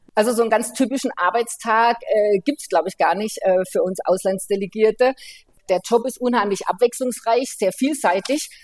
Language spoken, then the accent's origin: German; Germany; wenn man so wie bei uns in Deutschland halt jeden Tag lebt